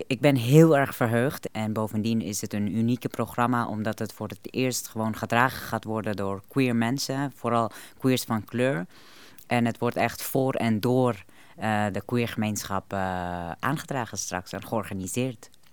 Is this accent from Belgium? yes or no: no; Afghanistan; now in Netherlands; Ik kom zelf uit Afghanistan